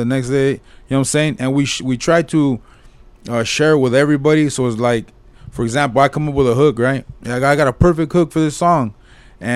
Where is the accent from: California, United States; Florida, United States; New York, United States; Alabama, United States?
California, United States; Whittier; we're all from Whittier.